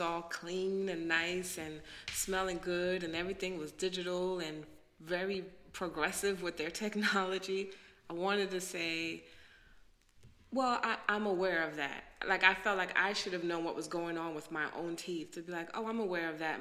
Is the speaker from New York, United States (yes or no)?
yes; New York City, New York, United States; moved away as an adult; also born or lived in Haiti (descent); now in DC area, United States; I'm a black girl. I'm from Brooklyn.